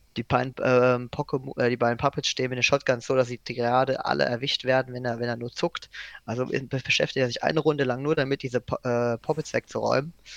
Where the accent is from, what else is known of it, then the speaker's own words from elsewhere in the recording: Germany; als Deutscher